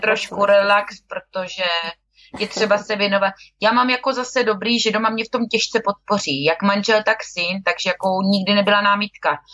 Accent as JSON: {"language": "Czech", "region": "Moravia", "country": "Czechia", "said": "jsme holky z Moravy"}